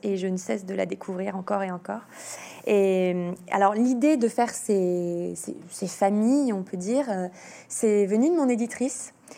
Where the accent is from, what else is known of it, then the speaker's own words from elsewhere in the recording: Lyon, Auvergne-Rhône-Alpes, France; Je suis lyonnaise